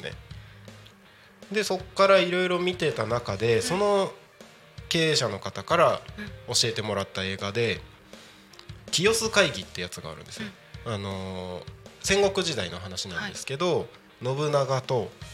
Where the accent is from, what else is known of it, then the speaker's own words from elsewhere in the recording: Takko, Aomori, Japan; 僕、田舎 青森県の田子町ですけど